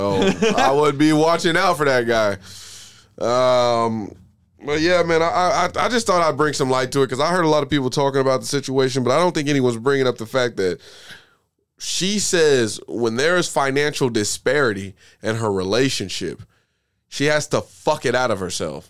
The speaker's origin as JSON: {"language": "English", "region": "Oklahoma", "country": "United States", "said": "We're from Oklahoma"}